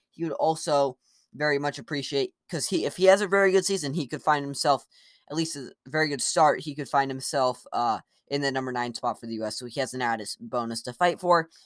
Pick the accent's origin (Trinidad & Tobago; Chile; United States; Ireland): United States; me as an American